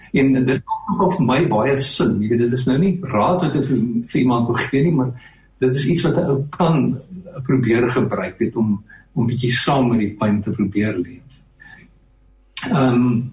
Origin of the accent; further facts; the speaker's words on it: Stilfontein, North West, South Africa; moved away as an adult; also born or lived in Potchefstroom / Pretoria / Melkbosstrand; ek het in Stilfontein in Klerksdorp groot geword